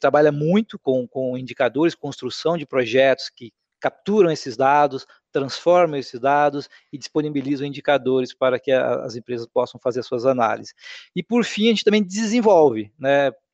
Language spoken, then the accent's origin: Portuguese; Rondônia, Brazil; also born or lived in Paraná; eu nasci no Paraná e meus pais, acompanhando aquela onda migratória, foram para Rondônia ali em 1978